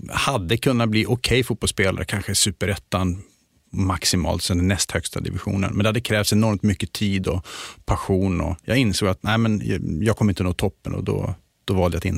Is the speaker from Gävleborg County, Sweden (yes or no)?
no; Luleå, Norrbotten County, Sweden; accent: Luleå dialect; moved away as an adult; now in Stockholm, Sweden; Då hörs det mer att jag kommer från Luleå. Men annars så har jag slipat bort eller tappat lite grann den dialekten.